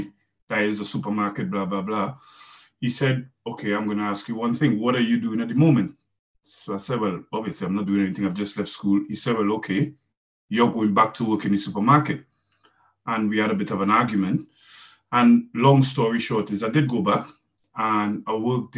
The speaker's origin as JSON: {"language": "English", "country": "Trinidad & Tobago", "moved": "as an adult", "said": "I'm from Trinidad and Tobago"}